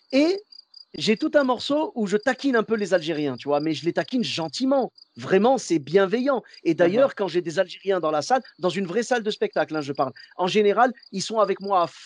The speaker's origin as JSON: {"language": "French", "country": "Morocco", "said": "Moi, je suis marocain."}